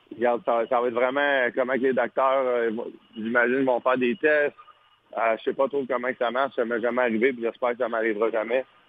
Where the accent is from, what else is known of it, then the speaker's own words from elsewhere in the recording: Quebec, Canada; en tant que Québécois